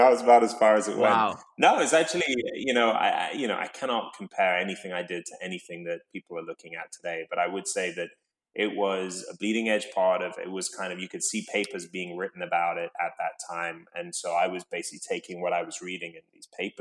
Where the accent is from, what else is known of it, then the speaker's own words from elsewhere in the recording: London, United Kingdom; I grew up in London